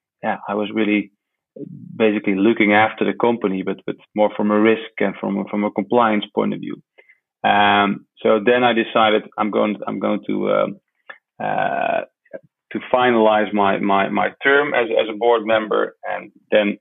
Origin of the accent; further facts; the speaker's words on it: Netherlands; I was born in the Netherlands